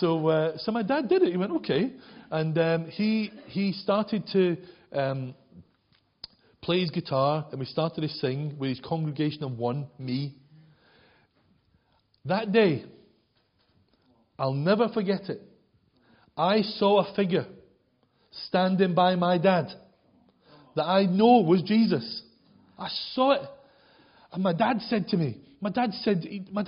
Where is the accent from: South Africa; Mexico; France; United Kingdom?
United Kingdom; Glasgow, Scotland; also born or lived in Leeds / South Wales / York; now in Wakefield, United Kingdom; as a Glaswegian, I'd never seen a cow, never even smelled a cow